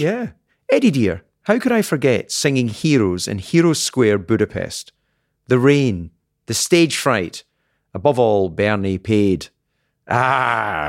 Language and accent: English; Scotland, United Kingdom; being Scottish